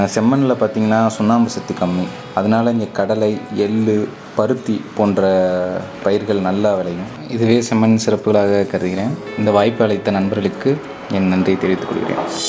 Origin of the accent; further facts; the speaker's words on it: Sivaganga district, Tamil Nadu, India; நான் சிவகங்கை மாவட்டத்தை சேர்ந்தவன்